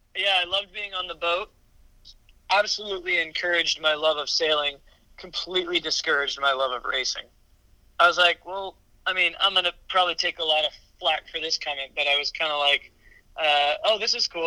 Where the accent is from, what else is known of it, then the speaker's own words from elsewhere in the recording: St. Louis, Missouri, United States; also born or lived in New Orleans, Louisiana; now in Bainbridge Island, United States; I was born in New Orleans, Louisiana, and grew up upriver uh, in St. Louis, Missouri